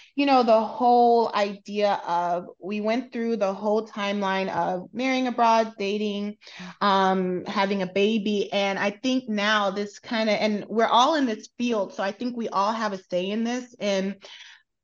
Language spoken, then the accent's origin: English; United States; also born or lived in South Korea / UAE; now in United Arab Emirates; as an American